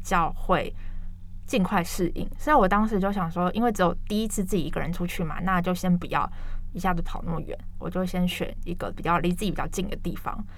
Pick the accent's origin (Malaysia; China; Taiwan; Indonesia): Taiwan; moved away as an adult; 我是台湾人